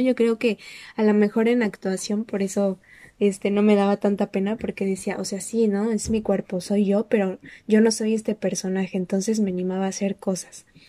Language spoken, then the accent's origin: Spanish; Mexico; yo nada más soy mexicana